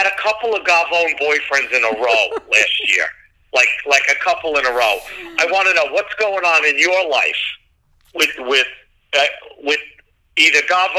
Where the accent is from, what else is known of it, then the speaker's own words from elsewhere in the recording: Westchester, New York, United States; also born or lived in Bronx, New York; When you grow up in an Italian family and you're from the Bronx, I was born in Misericordia Hospital. I know a lot of people know where that is. You know, it's like I moved to Westchester as a young kid, but my family was always in the Bronx.